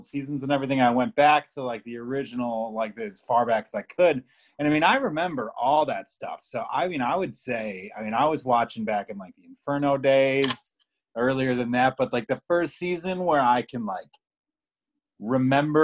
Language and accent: English; Chicago, Illinois, United States; accent: Chicago; my Chicago accent